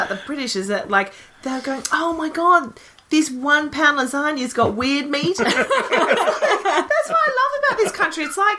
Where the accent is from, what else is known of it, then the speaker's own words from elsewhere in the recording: Australia; now in London, United Kingdom; we're Australian